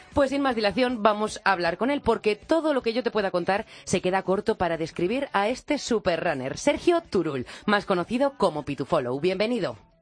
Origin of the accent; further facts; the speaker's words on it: La Rioja, Spain; yo como riojana